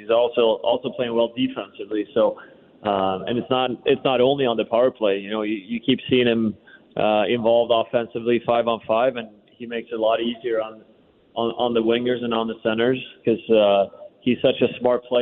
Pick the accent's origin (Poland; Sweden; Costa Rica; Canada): Sweden; now in Washington, United States; growing up in Sweden, no one plays baseball